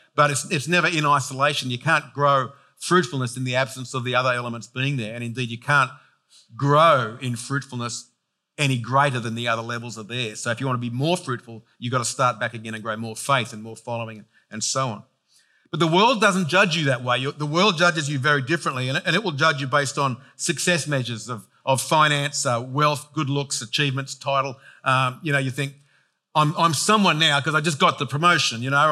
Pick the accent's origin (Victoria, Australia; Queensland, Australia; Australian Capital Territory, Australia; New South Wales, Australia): New South Wales, Australia; Penrith; I was born in Penrith, raised in Penrith